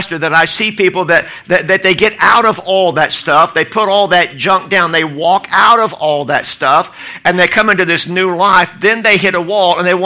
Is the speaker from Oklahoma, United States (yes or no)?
yes; Oklahoma, United States; I'm from Oklahoma